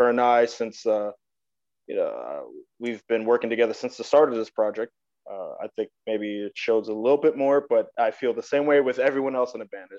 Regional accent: New York City, New York, United States; I grew up in New York City

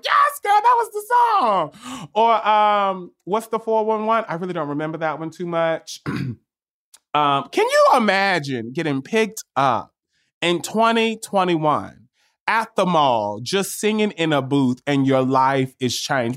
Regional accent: New York, United States; I'm a New Yorker too

